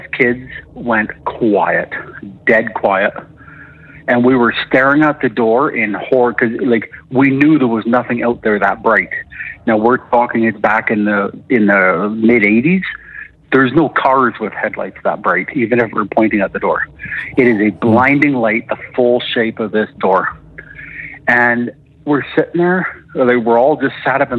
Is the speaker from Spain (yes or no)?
no; Alberta, Canada; calling from Alberta